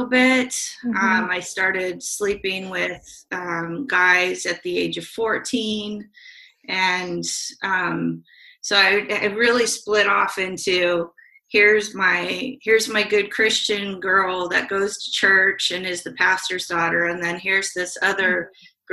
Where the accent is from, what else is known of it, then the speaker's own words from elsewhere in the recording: Salem, Oregon, United States; also born or lived in Portland, Oregon; I was born in Salem and grew up between Salem and an outskirt of Portland